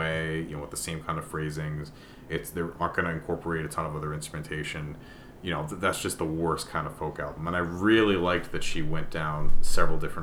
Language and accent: English; United States; as an American listener